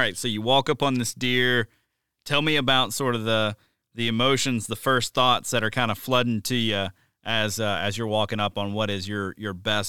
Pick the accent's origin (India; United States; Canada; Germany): United States; the South; I grew up hunting in the South, and it was really common to shoot a deer when it's way too warm to be shooting deer.